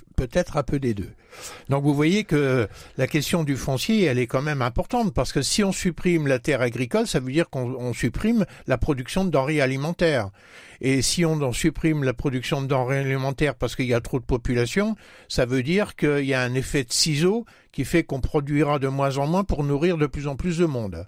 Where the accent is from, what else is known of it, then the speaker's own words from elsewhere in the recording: Marne, Grand Est, France; Si on arrive un peu plus près de chez nous, dans la Marne